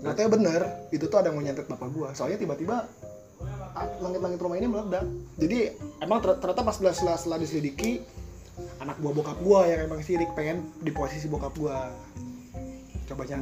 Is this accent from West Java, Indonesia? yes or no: yes; Bogor, West Java, Indonesia; nggak kayak kita Sunda Bogor lah gitu iya Sunda Bogor kas, agak-agak kasar